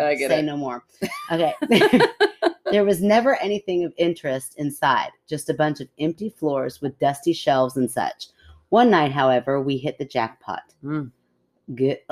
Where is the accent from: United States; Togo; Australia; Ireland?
United States; Washington; I grew up in Washington State and was a bored 19-year-old always looking for fun.